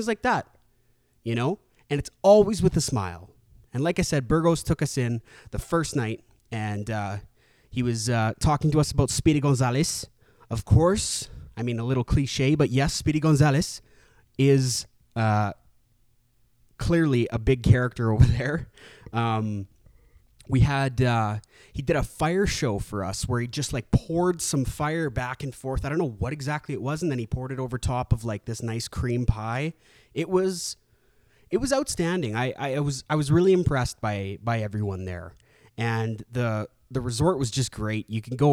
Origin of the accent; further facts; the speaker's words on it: Canada; my native tongue back now that I'm back in Canada.